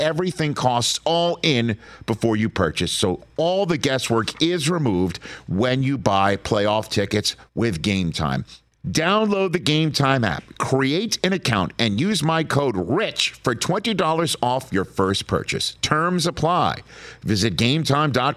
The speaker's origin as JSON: {"language": "English", "town": "New York City", "region": "New York", "country": "United States", "tie": "born or raised there"}